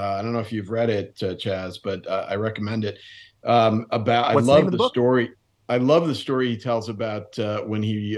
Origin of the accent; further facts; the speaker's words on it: Westport, Connecticut, United States; my hometown here in Westport, Connecticut